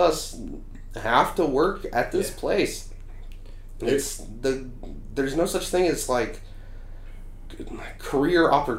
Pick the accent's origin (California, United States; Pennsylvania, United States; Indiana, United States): Indiana, United States; I'm from Indiana